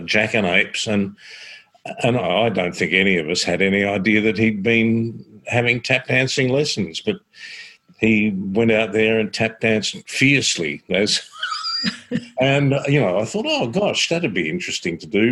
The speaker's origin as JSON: {"language": "English", "town": "Croydon", "region": "Victoria", "country": "Australia", "tie": "born or raised there", "said": "I grew up in Croydon in Victoria, which is about 20 k's that way."}